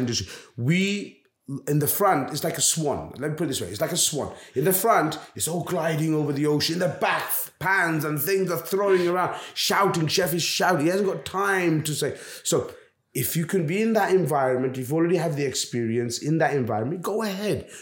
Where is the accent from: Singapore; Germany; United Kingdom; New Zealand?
United Kingdom; London; also born or lived in Bangladesh; now in Jersey; I come from London.